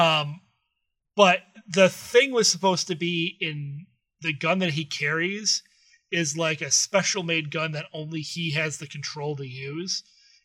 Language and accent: English; Detroit, Michigan, United States; we're from the Detroit area